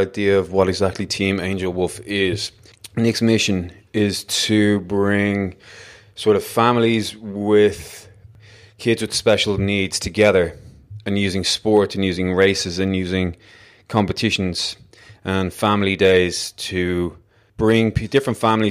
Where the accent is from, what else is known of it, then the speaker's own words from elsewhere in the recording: Ireland; as an Irish guy